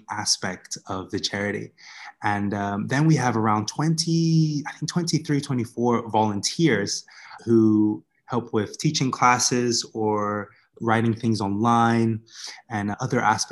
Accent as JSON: {"language": "English", "country": "Bermuda", "tie": "born or raised there", "moved": "yes", "lives_now": "Vietnam", "said": "the community that I grew up in Bermuda, I guess you could describe it as a rough neighborhood"}